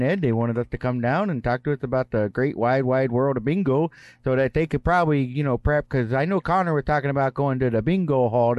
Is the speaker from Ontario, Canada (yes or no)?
no; Saskatchewan, Canada; We're from Saskatchewan.